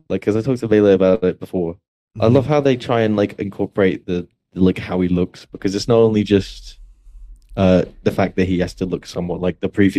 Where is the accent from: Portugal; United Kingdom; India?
United Kingdom; obviously I'm British.